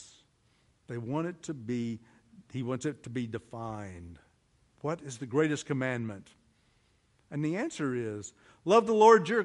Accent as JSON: {"language": "English", "region": "Oklahoma", "country": "United States", "said": "I'm from Oklahoma"}